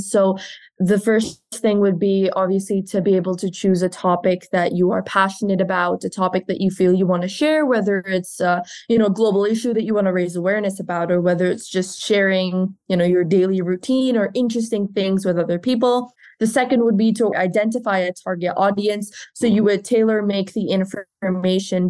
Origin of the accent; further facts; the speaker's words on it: India; now in Italy; I'm originally from India, but I study in Italy and I'm going to graduate in 2 months